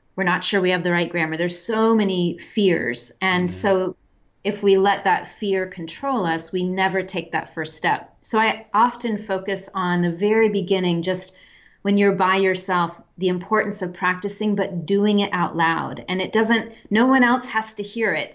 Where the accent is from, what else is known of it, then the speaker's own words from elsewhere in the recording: a Midwestern town, United States; moved away as an adult; also born or lived in France / Pakistan / Germany / Czech Republic; I'm from the United States. I live, or I'm from a Midwestern town, and we had a very small but growing international population when I was young in where I lived